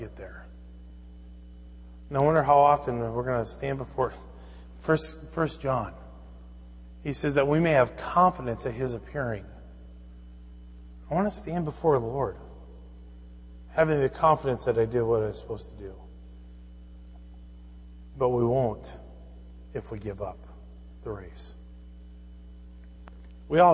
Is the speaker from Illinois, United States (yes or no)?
no; Fridley, Minnesota, United States; growing up in Fridley, Minnesota